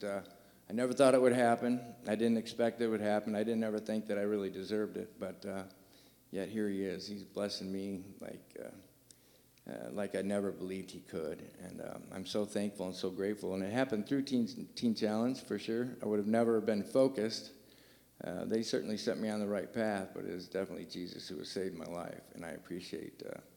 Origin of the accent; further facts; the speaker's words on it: Michigan, United States; moved away as an adult; now in Terre Haute, United States; I am from Michigan